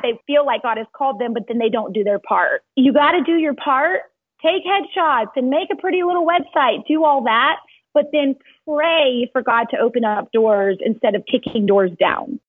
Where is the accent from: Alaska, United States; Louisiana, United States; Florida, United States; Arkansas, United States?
Louisiana, United States; Cajun; moved away as an adult; also born or lived in Baton Rouge, Louisiana; now in Dallas, United States; I'm Cajun